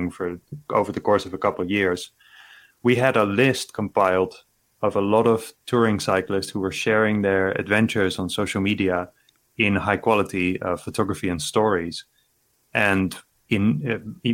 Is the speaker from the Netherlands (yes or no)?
yes; Netherlands; from my hometown in Netherlands